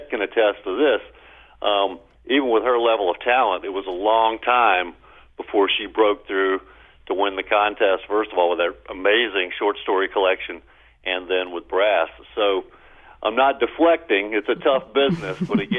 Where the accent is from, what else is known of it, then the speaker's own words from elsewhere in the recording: Baton Rouge, Louisiana, United States; I grew up blue collar in Baton Rouge. My dad worked in a petrochemical factory, and, you know, and I later did too.